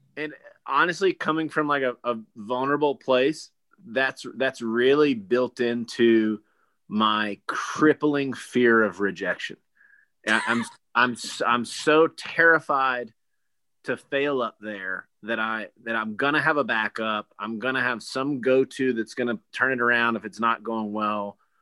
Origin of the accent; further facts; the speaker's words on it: Gastonia, North Carolina, United States; I grew up in Gastonia until up my senior year of high school